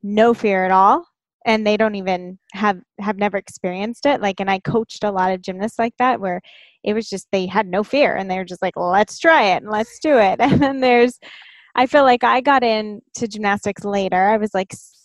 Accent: Inland Empire, Southern California, United States; I grew up in the Inland Empire

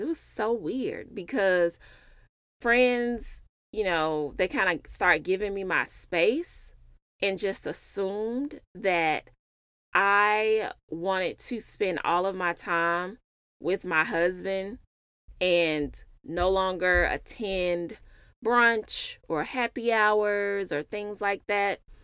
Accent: Memphis, Tennessee, United States; moved away as an adult; now in Dallas, United States; I'm originally from Memphis, and I moved to Dallas for my husband slash boyfriend.

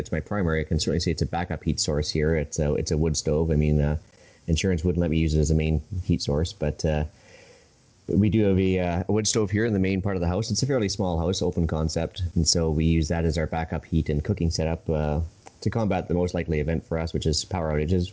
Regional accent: Edmonton, Alberta, Canada; also born or lived in Saskatchewan; now in Vancouver Island, Canada; I grew up around Edmonton right in the '80s

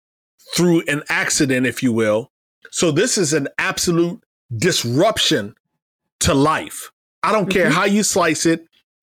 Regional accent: Iowa, United States; Bloomberg talked about a pizza shop in my hometown of Iowa, or home state of Iowa.

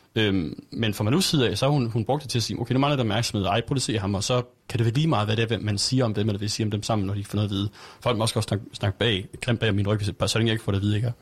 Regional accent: Aarhus, Central Denmark Region, Denmark

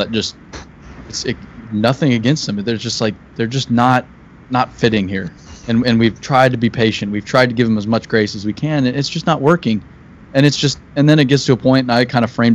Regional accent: Paradise Valley, Arizona, United States; I grew up in Paradise Valley

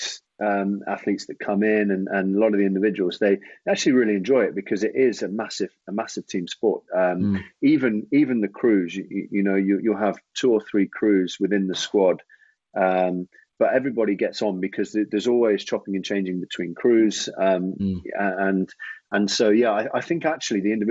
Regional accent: Jersey; I actually grew up in Jersey

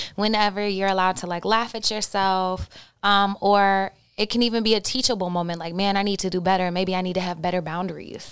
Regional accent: Oklahoma, United States; I grew up in Oklahoma

